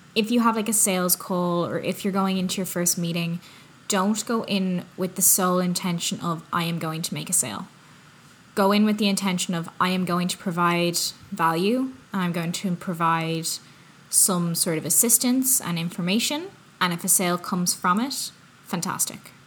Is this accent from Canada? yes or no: no; Ireland; now in North America; I'm from Ireland.